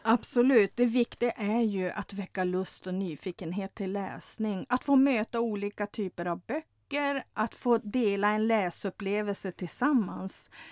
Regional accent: Lövånger, Västerbotten County, Sweden; jag kommer från norra Sverige, från Lövånger

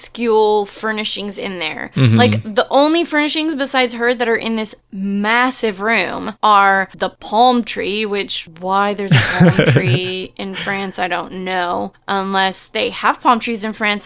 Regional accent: Texas, United States; we're from Texas

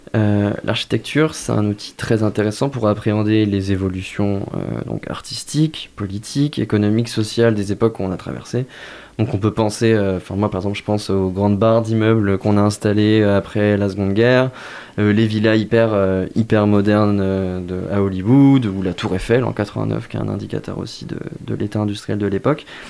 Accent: Moselle, Grand Est, France; now in Angers, France; alors moi je viens de Moselle

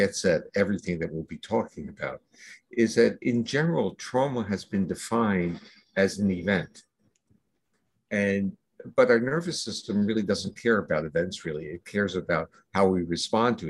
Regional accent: New Jersey, United States; moved away as an adult; I grew up in New Jersey and left there when I went to graduate school, I left and I never really returned

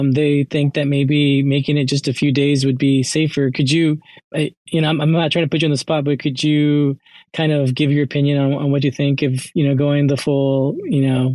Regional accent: United States; My family is from El Salvador, and so I was born in the United States

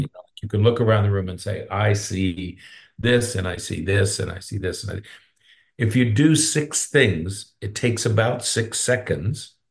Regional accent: Pennsylvania, United States; now in Florida, United States; I'm from Pennsylvania

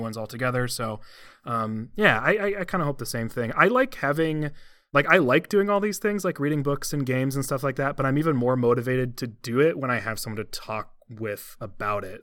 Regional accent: Cleveland, Ohio, United States; I hail from and currently live in the Cleveland area

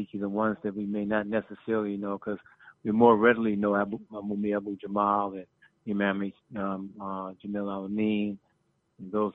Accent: Plainfield, New Jersey, United States; I joined the Black Panther Party when I was 16 in Plainfield, New Jersey.

